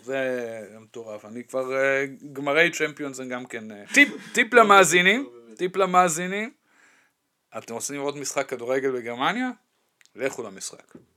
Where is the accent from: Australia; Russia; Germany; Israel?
Germany; Dortmund, North Rhine-Westphalia; moved away; אני גדלתי ליד המקום הזה